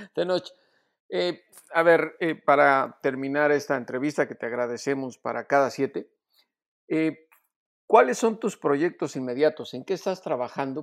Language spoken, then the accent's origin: Spanish; Mexico